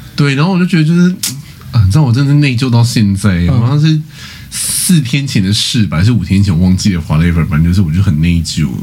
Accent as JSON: {"language": "Chinese", "town": "Kaohsiung", "country": "Taiwan", "said": "我是高雄人"}